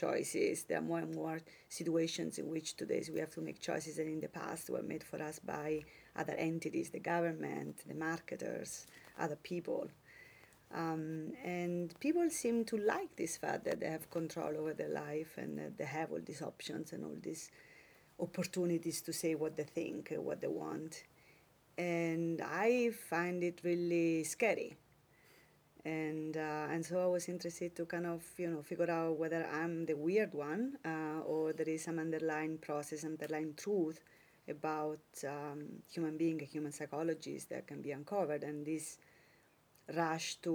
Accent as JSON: {"language": "English", "country": "Italy", "tie": "born or raised there", "moved": "yes"}